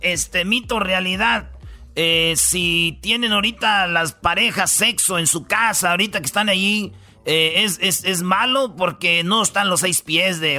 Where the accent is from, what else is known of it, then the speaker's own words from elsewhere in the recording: Michoacán, Mexico; yo soy de Michoacán, somos del rancho